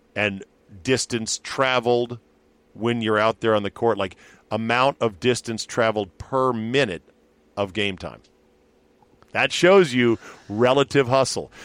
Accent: Fairfax County, Virginia, United States; Fairfax County, right next door to us, the county I grew up in in Virginia

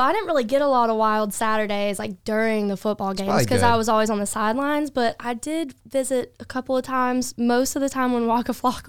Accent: Beech Island, South Carolina, United States; moved away as an adult; also born or lived in Columbia, South Carolina; now in Augusta, United States; So I'm originally from Beech Island, South Carolina

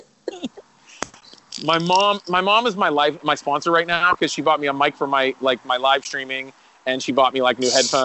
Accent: Pittsburgh, Pennsylvania, United States; being from Pittsburgh

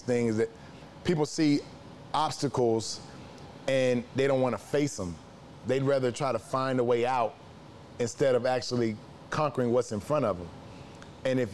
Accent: Memphis, Tennessee, United States; I'm from Memphis, Tennessee

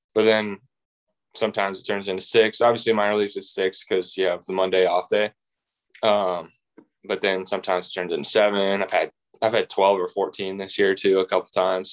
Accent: Indianapolis, Indiana, United States; I'm from Indianapolis

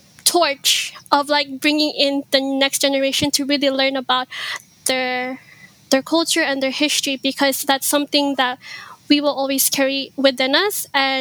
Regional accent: Hawaii, United States; first language Ilocano; English is a second language; I am from Hawaii. I immigrated here when I was 7 years old

